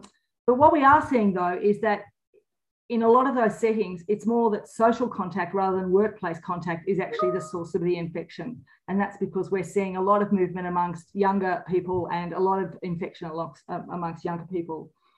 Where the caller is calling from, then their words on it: Victoria, Australia; And I'm calling from Wadawurrung country today.